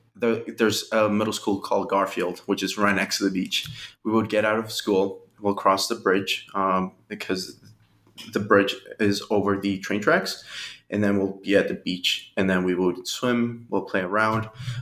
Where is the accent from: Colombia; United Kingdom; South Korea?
Colombia; now in Revere, United States; We came in 99 and we're originally from Colombia. And that was the first place where we were living at. It was Revere.